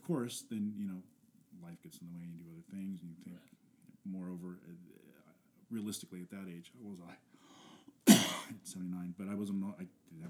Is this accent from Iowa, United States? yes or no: no; Springfield, Virginia, United States; also born or lived in Washington D.C.; in my hometown, just outside D.C. in Springfield, Virginia